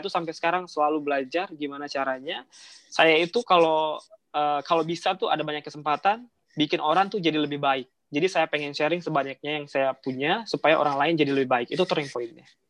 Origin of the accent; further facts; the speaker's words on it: Indonesia; moved away; saya tuh awal dari kampung tuh eh, saya kota saya rumah saya itu sekitar enam jam lagi dari Palembang naik kereta